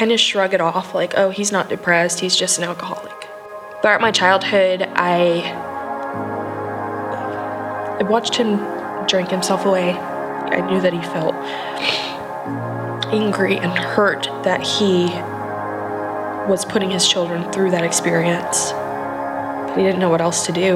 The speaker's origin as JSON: {"language": "English", "region": "Montana", "country": "United States", "tie": "born or raised there", "said": "I was born in Montana"}